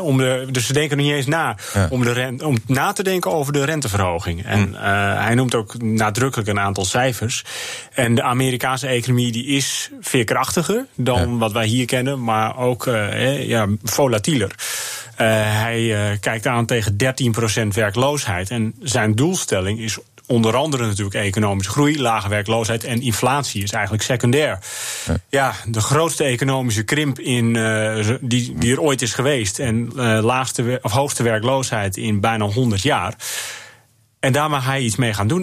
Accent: Netherlands

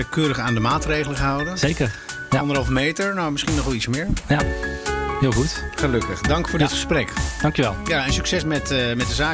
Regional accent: North Brabant, Netherlands; moved away; Ik ben een Brabander, mijn vader ook.

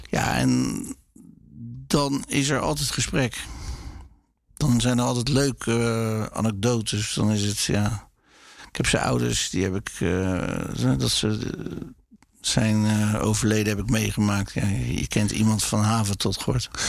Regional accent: Rotterdam, South Holland, Netherlands; Ik ben ook nooit verhuisd uit Rotterdam. Ik ben heel, eh, ja, heel loyaal aan deze stad.

